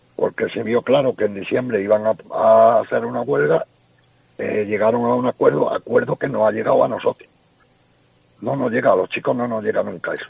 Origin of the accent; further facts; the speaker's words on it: Cabra, Andalusia, Spain; yo soy de Cabra, y estaba allí en mi pueblo